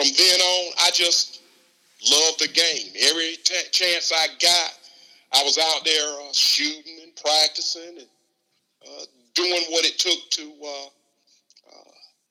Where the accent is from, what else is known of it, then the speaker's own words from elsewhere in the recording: Southern Pines, North Carolina, United States; growing up in Southern Pines